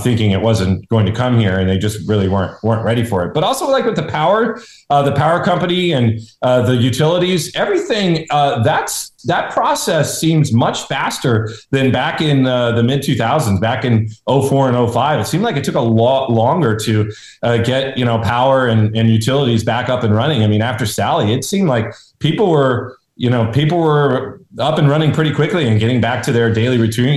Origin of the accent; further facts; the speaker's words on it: California, United States; moved away; I grew up on the Pacific where you had these dramatic tide increases